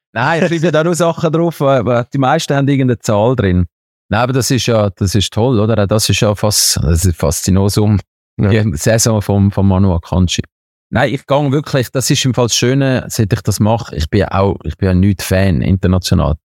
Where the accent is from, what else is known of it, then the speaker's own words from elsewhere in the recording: Switzerland; ich als Schweizer